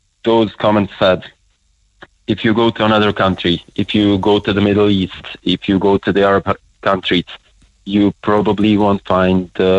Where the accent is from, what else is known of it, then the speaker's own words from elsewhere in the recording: Bosnia & Herzegovina; now in Ireland; I'm from Bosnia.